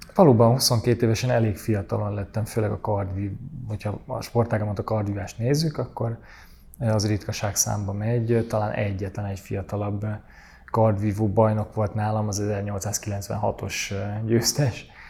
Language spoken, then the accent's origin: Hungarian; Budapest, Hungary; Én Budapesten, Budán nőttem fel